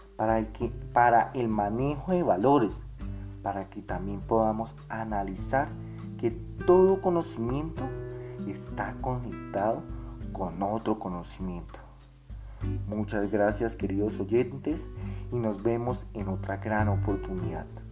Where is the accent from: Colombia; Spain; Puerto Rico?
Colombia